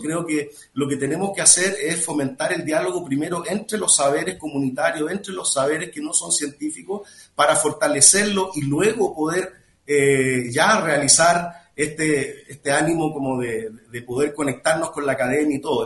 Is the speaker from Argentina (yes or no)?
no; Chile; now in Mexico; yo soy chileno